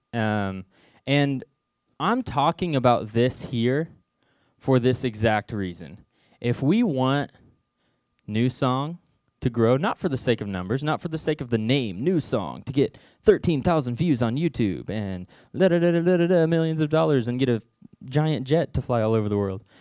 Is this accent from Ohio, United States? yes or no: no; Southwest Missouri, United States; I'm originally from Southwest Missouri, little town called Knoll, forty-five minutes from here.